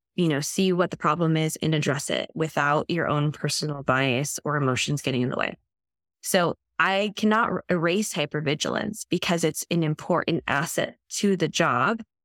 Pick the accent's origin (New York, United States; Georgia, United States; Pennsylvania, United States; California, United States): California, United States; Santa Barbara County; also born or lived in New Zealand; I grew up in California, Santa Barbara County, which is where I live now.